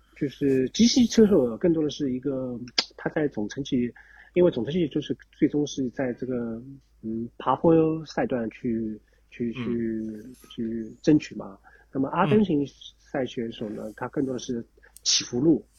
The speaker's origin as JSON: {"language": "Chinese", "region": "Shanghai", "country": "China", "said": "我是上海人嘛"}